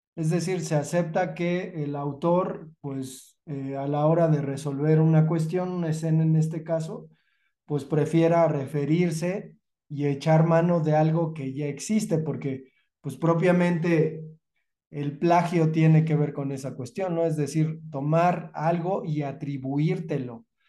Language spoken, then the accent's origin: Spanish; Mexico; somos los, los mexicanos